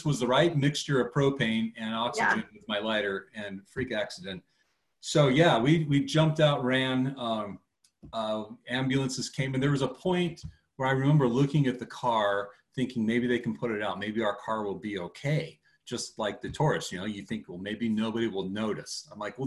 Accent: Seattle, Washington, United States; we're from the Seattle area.

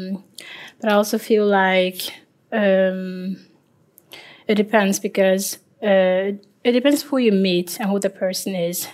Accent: Liberia; now in Norway; I am uh, 25 years old and I'm from Liberia

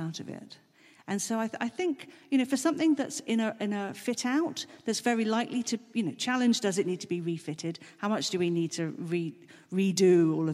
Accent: Germany; moved away; I was brought up in Germany.

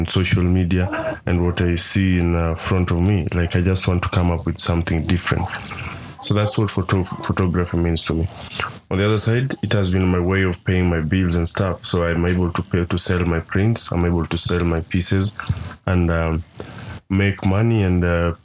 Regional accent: Nairobi, Kenya; I'm a documentary photographer based in Nairobi and born and raised in Kibera slums.

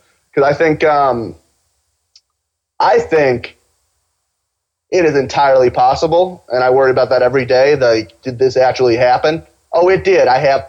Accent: Cincinnati, Ohio, United States; also born or lived in Pakistan; I'm Pakistani, sort of. I was born in Pakistan. I was raised in Cincinnati, greatest city in the world.

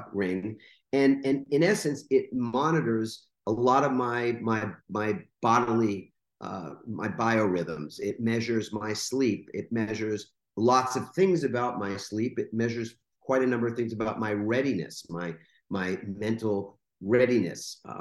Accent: New York, United States; growing up in New York in a borough. It's a little town called Queens

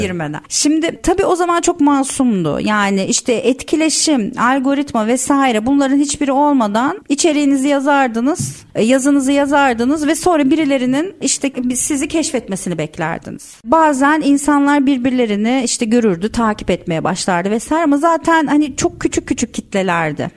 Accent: İzmir, Turkey; moved away as an adult; now in Istanbul, Turkey; ben İzmirliyim. Üniversite okumak için İstanbul'a geldim

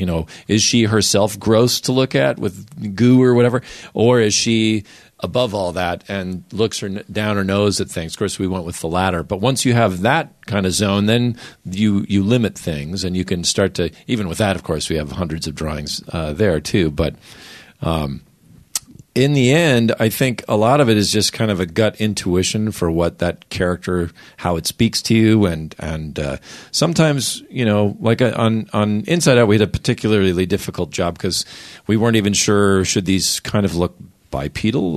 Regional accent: Minnesota, United States; I grew up in Minnesota where the idea was you don't want to argue with people.

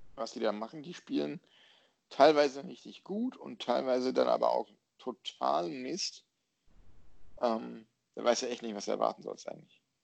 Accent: North Rhine-Westphalia, Germany; ich bin Westfale.

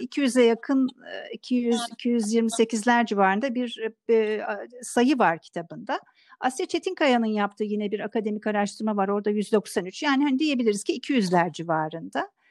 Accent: Thrace, Turkey; ben Trakyalıyım

